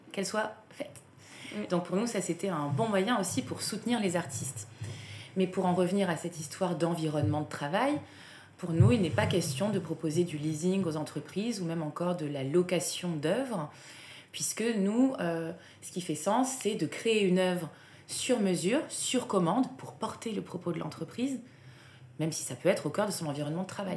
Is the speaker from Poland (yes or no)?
no; south of France, France; moved away; je viens du sud de la France